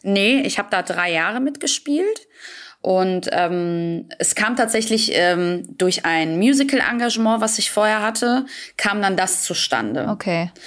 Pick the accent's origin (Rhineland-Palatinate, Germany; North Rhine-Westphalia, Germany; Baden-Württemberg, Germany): North Rhine-Westphalia, Germany; Büsbach; Ich saß in Büsbach, das ist mein Heimatort, wo ich herkomme